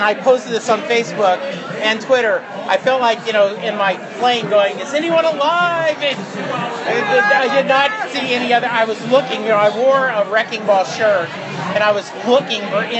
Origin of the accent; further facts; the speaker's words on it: Dallas, Texas, United States; I'm from Dallas, Texas. I do, yeah